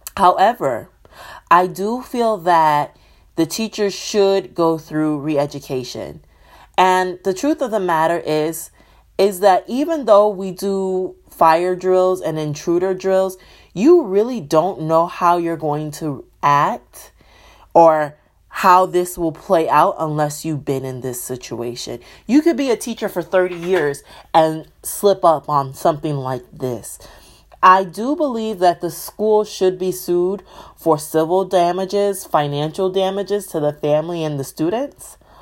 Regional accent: Michigan, United States; my hometown, my home state, Michigan

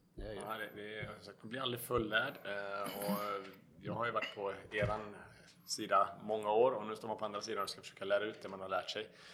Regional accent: Varberg, Halland County, Sweden; 41 år gammal, född och uppvuxen i Varberg

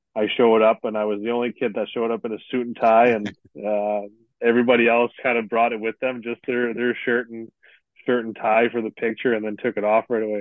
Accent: Sudbury, Ontario, Canada; Growing up in Northern Ontario

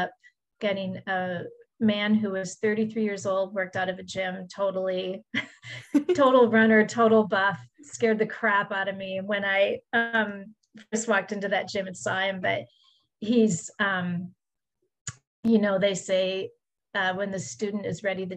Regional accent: Midwest, United States; where I grew up in the Midwest

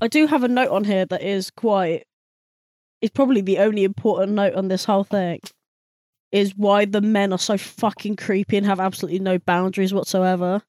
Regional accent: United Kingdom; we're British

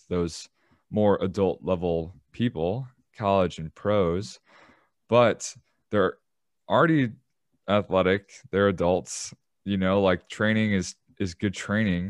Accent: Chicago, Illinois, United States; I'm from Chicago

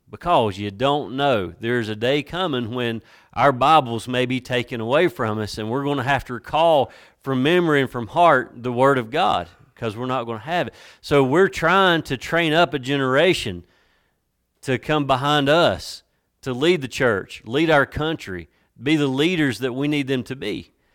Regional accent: Watauga County, North Carolina, United States; I'm from Watauga County, and we deal more with cows than we do Christmas trees.

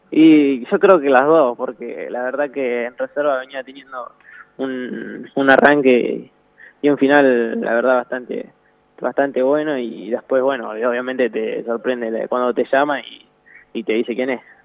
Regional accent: Tandil, Buenos Aires Province, Argentina; acá en Tandil, porque yo soy de Tandil

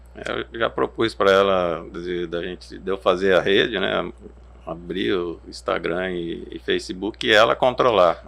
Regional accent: Araçatuba, São Paulo, Brazil; born or raised there; moved away as an adult; now in Cuiabá, Brazil

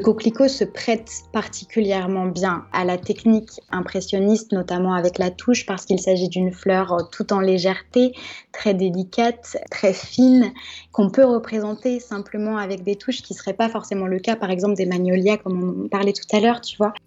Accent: Giverny, Normandy, France; avoir passé mon enfance à Giverny

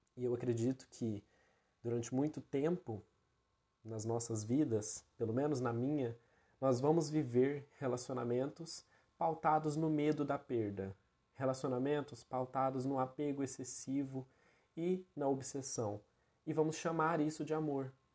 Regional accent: Brazil; hoje muitos de nós enquanto enquanto brasileiros

